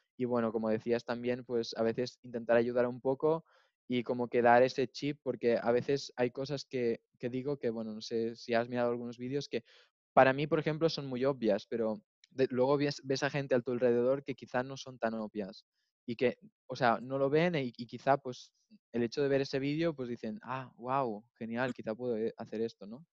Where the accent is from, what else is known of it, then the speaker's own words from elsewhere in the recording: near Girona, Catalonia, Spain; moved away as an adult; now in Munich, Germany; Yo, yo soy de España, de cerca de Barcelona. Vengo de un pueblo que está así un poco más al norte, cerca de Gerona.